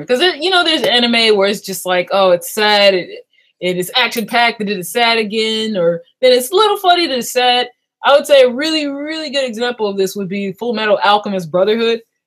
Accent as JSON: {"language": "English", "town": "Long Beach", "region": "California", "country": "United States", "moved": "yes", "lives_now": "Maryland, United States", "said": "I'm originally from Long Beach, California, and we moved to Maryland um my 10 years ago 11 years ago"}